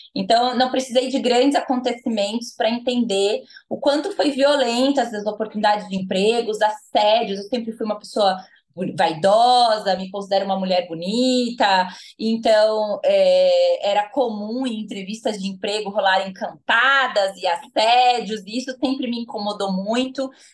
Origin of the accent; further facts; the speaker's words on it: Americana, São Paulo, Brazil; moved away as an adult; also born or lived in Paraná; now in Campinas, Brazil; Nascida e criada em Americana, interior de São Paulo, mas morei os últimos 10 anos no Paraná